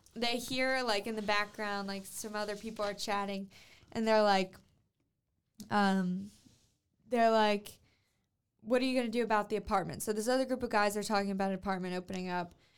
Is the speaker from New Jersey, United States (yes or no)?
no; Louisiana, United States; I'm from Louisiana